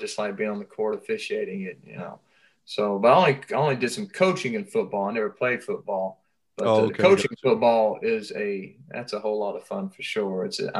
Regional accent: Cleveland, Tennessee, United States; now in Flagstaff, United States; I've been living in Flagstaff, Arizona for a few years. I came from Cleveland, Tennessee. I got a wife and four beautiful girls. I pastor a church in Flagstaff.

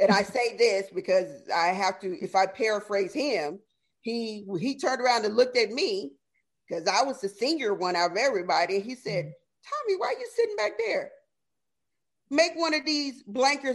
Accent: the South, United States; I am from the South.

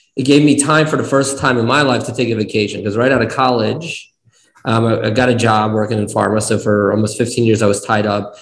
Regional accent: East Coast, United States; born or raised there; moved away as an adult; also born or lived in Kyiv, Ukraine / New Jersey / Nevada; now in Arizona, United States

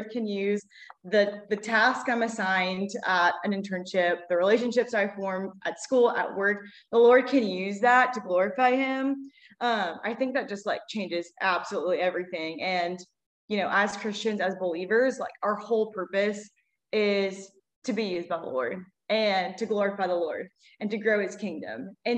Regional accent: Baton Rouge, Louisiana, United States; I am obviously a twin. We're both from Baton Rouge, born and raised

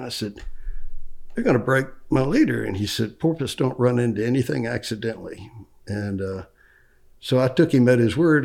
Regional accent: Orlando, Florida, United States; I grew up, I was born here in Orlando

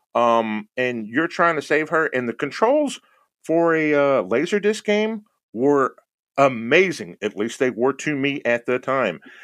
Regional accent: Houston, Texas, United States; moved away; I'm originally from Houston, Texas.

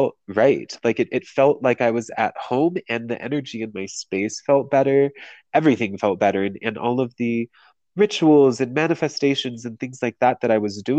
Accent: San Diego, California, United States; moved away as an adult; also born or lived in Las Vegas; I'm from San Diego, and I left San Diego when I was 20 and moved to Vegas

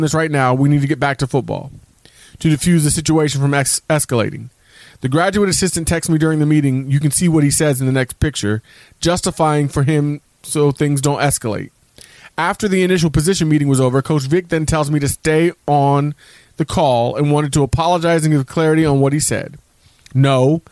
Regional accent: West Virginia, United States; growing up in West Virginia

